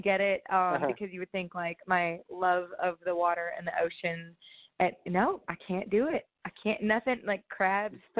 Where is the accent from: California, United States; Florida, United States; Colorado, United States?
California, United States; Central Valley of; moved away as an adult; now in Nashville, United States; Joe and I, you know, born and raised in the Central Valley of California.